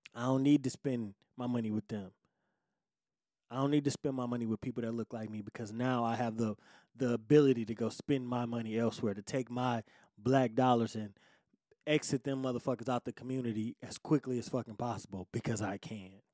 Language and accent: English; Detroit, Michigan, United States; I'm born and raised in Detroit, right? Detroit, Michigan, you know, United States